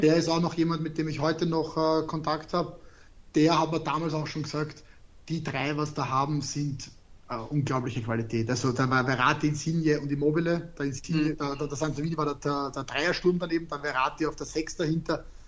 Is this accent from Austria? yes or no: yes; Austria; ich spreche Deutsch, ich bin aus Österreich